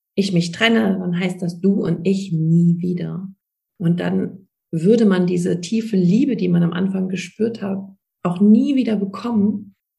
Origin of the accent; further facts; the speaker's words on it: Germany; bei uns in Deutschland